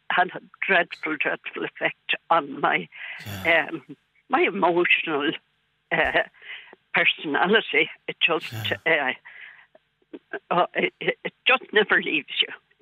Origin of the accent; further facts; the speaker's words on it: Cork, Munster, Ireland; I was born in Bessborough in 1947, and I was there for 2 years.